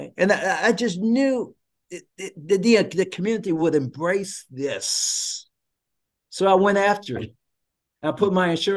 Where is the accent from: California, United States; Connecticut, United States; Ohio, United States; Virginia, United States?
Ohio, United States; Cincinnati; I'm from the Cincinnati, Dayton area.